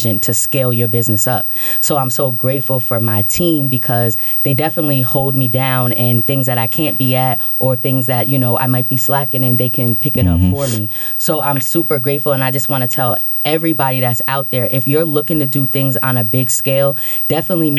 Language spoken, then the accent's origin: English; Albany, New York, United States; I'm from Albany, New York